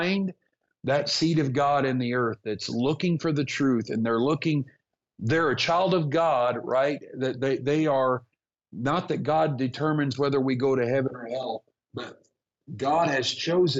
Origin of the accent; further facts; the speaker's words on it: United States; I'm an American